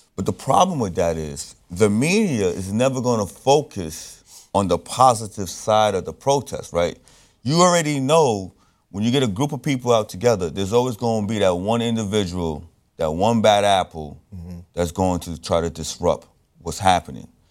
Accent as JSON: {"language": "English", "town": "Brooklyn", "region": "New York", "country": "United States", "tie": "born or raised there", "said": "Well, I was born in Brooklyn. But Haiti is my lifeblood."}